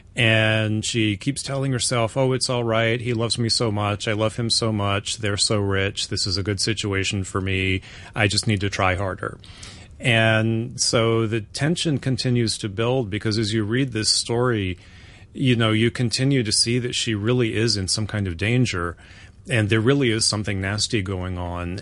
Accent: North Carolina, United States; where I grew up in North Carolina

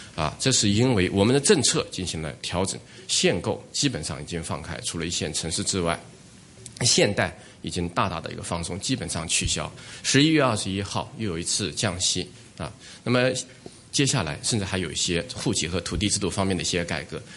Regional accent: China; 我作为一个中国人

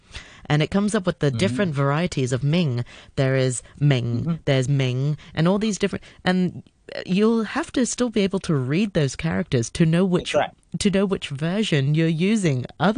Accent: Hong Kong; I'm born and raised in Hong Kong, but my reading of Chinese is you know, not great.

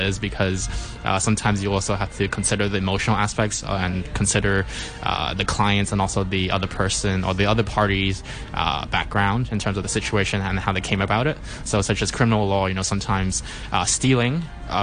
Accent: Hong Kong; I was born and raised in Hong Kong.

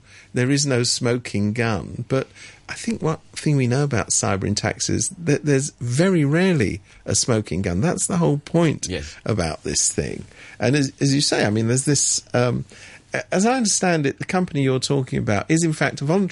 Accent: United Kingdom; moved away as an adult; now in Hong Kong; I come from Britain

